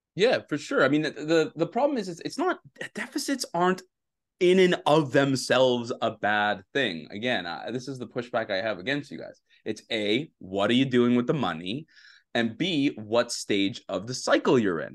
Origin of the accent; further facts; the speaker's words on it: Canada; a Canadian hockey fan